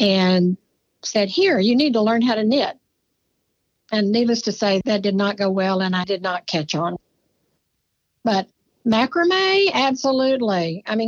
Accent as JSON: {"language": "English", "town": "Cameron", "region": "Texas", "country": "United States", "tie": "born or raised there", "said": "I was born in Cameron, Texas. I am a true Texas native. I've only lived out of the state for about 2 years of my life"}